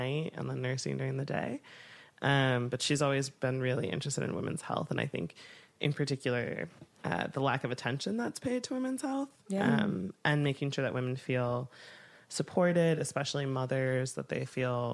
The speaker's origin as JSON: {"language": "English", "town": "Milwaukee", "region": "Wisconsin", "country": "United States", "tie": "born or raised there", "said": "I grew up in Milwaukee, Wisconsin"}